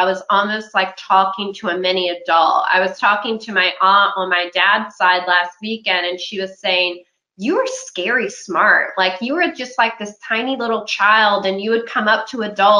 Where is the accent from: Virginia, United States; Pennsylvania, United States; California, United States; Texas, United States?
Virginia, United States; Charlotte County; I'm from Charlotte County, Virginia, which is in Southern Virginia